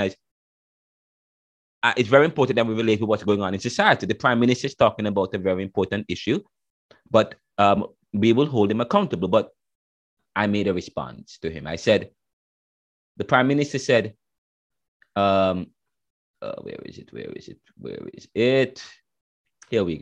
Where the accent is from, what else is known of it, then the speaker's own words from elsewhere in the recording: Jamaica; now in United States; I'm Jamaican.